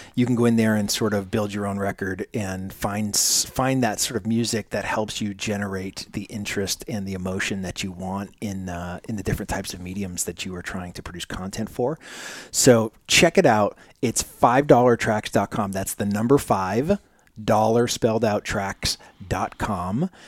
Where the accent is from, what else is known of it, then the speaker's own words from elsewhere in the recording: Manchester, New Hampshire, United States; I'm originally from Manchester, New Hampshire, so so close to the Cambridge area